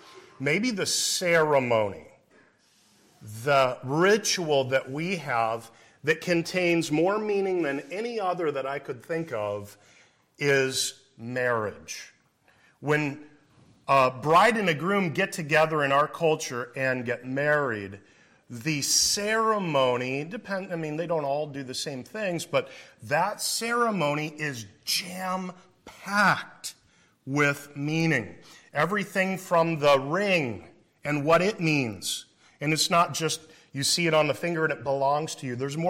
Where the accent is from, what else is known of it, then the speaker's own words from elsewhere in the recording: Iowa, United States; I must be a hick, right? I'm from Iowa originally.